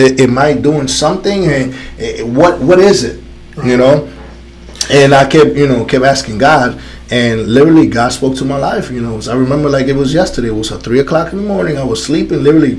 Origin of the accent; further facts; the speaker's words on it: New York City, New York, United States; moved away as an adult; also born or lived in Dominican Republic / Connecticut; I lived in Connecticut for so many years, you know, when I came from the Dominican Republic, I came straight to New York City. So I grew up in New York City, right?